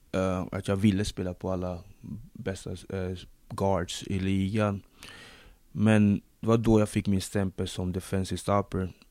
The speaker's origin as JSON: {"language": "Swedish", "country": "Sweden", "tie": "born or raised there", "also_born_or_lived": "Democratic Republic of the Congo / Linköping / United States", "said": "Jag, jag är född i Zaire, nuvarande Kongo-Kinshasa. Flyttade hit när jag var fem år"}